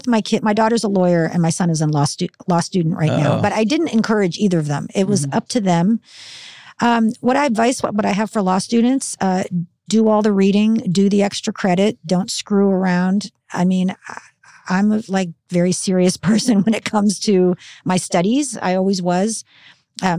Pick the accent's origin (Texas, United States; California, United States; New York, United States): California, United States; Burbank; also born or lived in Philadelphia, Pennsylvania; I grew up in Burbank